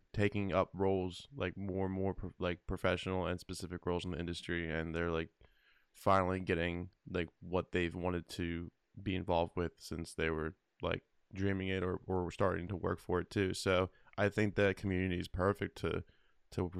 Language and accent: English; Philadelphia, Pennsylvania, United States; I'm from Philly.